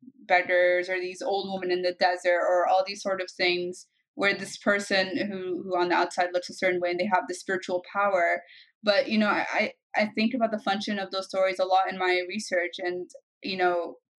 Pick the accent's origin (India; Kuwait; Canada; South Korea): Kuwait; also born or lived in Egypt; and I had similar things growing up in Kuwait and in Egypt, right?